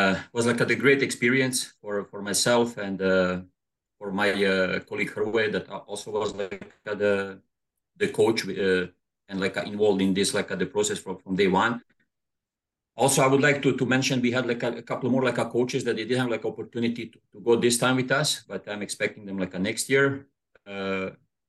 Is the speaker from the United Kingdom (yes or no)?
no; Bjelovar, Bjelovar-Bilogora County, Croatia; moved away as an adult; now in Toronto, Canada; Born and raised in Bjelovar